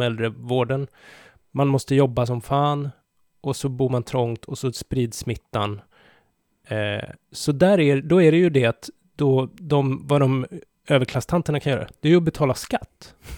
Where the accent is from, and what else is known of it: Sweden